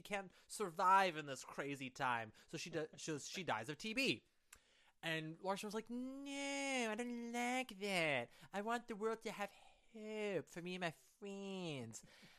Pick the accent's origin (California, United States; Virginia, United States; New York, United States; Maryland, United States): New York, United States; I'm a New Yorker, fear is my life.